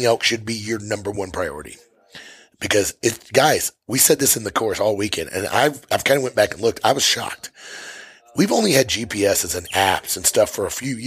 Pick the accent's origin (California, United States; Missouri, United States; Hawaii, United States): Missouri, United States; moved away as an adult; now in Montana, United States; I'm from Missouri. I hunted elk out west for 25 years before I moved to Montana